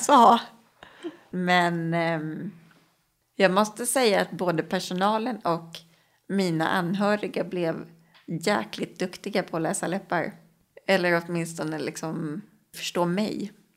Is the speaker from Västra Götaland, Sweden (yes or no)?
no; Stockholm, Stockholm County, Sweden; Jag är uppvuxen i Årsta, söder om Stockholm